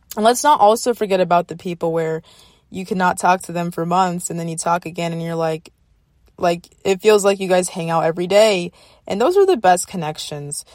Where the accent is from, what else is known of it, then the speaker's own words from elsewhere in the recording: the South, United States; I grew up in the South